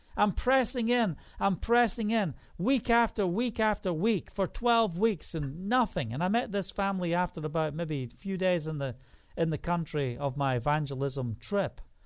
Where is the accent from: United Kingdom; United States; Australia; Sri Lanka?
United Kingdom; Scotland; now in Israel; I'm from Scotland